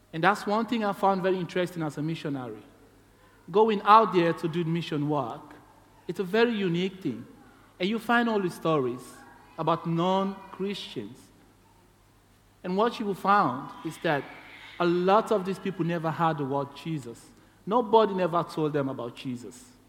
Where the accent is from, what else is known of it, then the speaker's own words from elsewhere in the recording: Sierra Leone; moved away as an adult; now in Tasmania, Australia; I'm from Sierra Leone